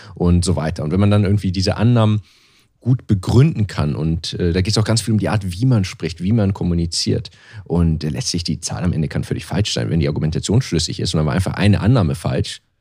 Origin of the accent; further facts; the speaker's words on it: Germany; moved away; als Deutscher